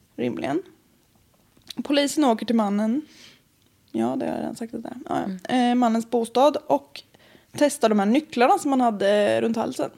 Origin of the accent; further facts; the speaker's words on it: Östergötland, Sweden; accent: Östgötska; Jag var hos mina föräldrar, åkte dit mm. igår. Mm. Så om jag pratar mer östgötska